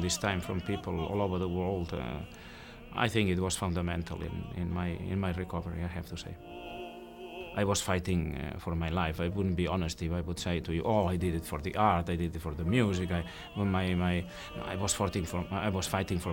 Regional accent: Barcelona, Catalonia, Spain; the cinema in Barcelona, my hometown

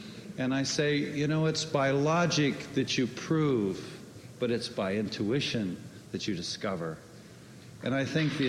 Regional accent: Los Angeles, California, United States; now in Cape Cod, United States; I'm also from Los Angeles, I might add, but I've grown up on the last 25 years in a beautiful place called Cape Cod.

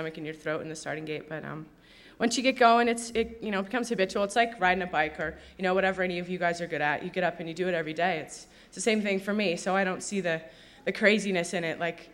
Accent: Sun Valley, Idaho, United States; I grew up here in Sun Valley

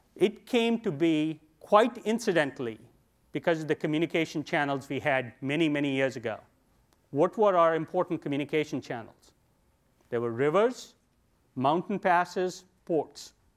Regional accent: India; moved away as an adult; now in United States; I grew up in India

